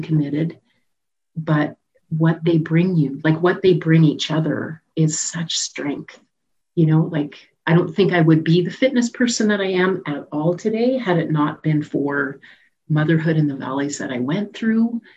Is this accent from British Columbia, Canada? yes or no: no; Saskatoon, Saskatchewan, Canada; moved away as an adult; I grew up in Saskatoon.